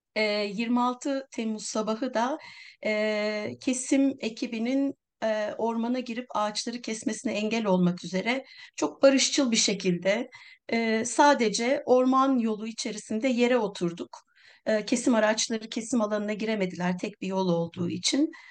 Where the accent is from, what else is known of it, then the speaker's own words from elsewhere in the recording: Milas, Muğla, Turkey; benim memleketim Milas